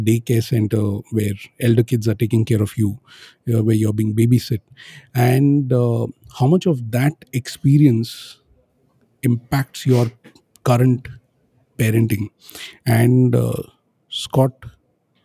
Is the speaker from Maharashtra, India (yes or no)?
yes; Pune, Maharashtra, India; now in Bangalore, India; I'm in my hometown in a place called Pune